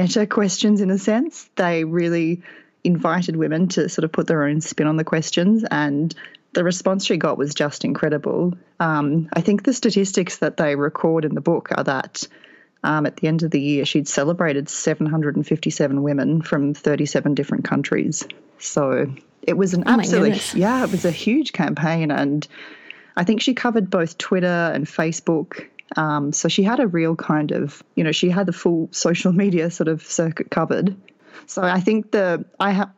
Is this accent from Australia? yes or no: yes; Australia; now in Texas, United States; I'm not living in the country that I grew up in either. So I am an Australian. The accent might give that away, but I am currently living in Texas